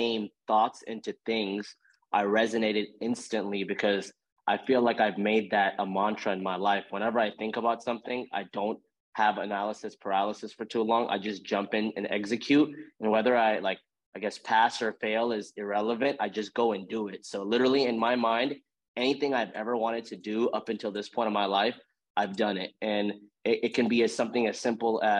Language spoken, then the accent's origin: English; Houston, Texas, United States; I grew up in Houston.